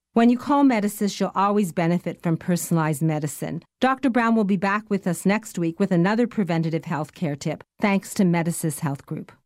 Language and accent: English; Canada; We Canadians